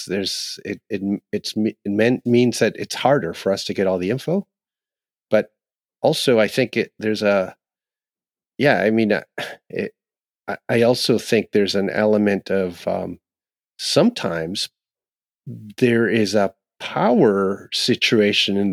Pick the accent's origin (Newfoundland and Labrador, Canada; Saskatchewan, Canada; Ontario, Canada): Ontario, Canada; where I grew up in Ontario, where we had a lot of owls in winter